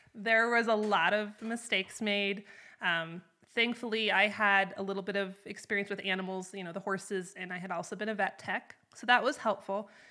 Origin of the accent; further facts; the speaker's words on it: North Idaho, United States; moved away as an adult; also born or lived in Wyoming; now in Chugwater, United States; I'm originally from North Idaho, up in the Panhandle. And when I was eighteen, I came to Wyoming